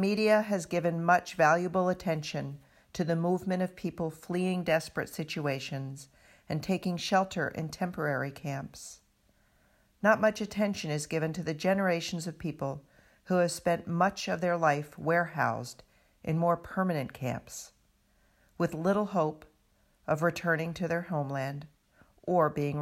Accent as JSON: {"language": "English", "town": "Providence", "region": "Rhode Island", "country": "United States", "tie": "born or raised there", "said": "my hometown of Providence, Rhode Island"}